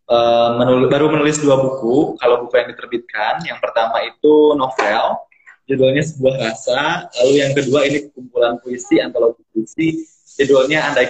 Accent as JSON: {"language": "Indonesian", "town": "Sukabumi", "region": "West Java", "country": "Indonesia", "said": "Saya asalnya dari Sukabumi Kak, dari Sukabumi."}